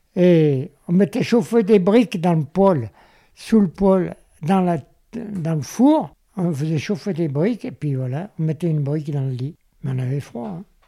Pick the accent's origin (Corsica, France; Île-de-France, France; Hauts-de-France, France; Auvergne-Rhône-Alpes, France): Auvergne-Rhône-Alpes, France; Vienne; Je suis né à Vienne